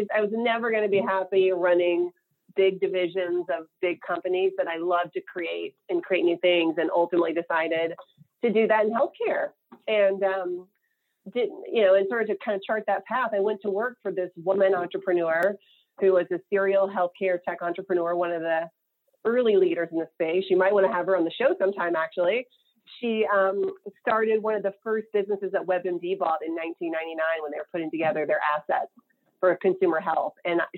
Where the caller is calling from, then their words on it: California, United States; I am in Marin County outside of San Francisco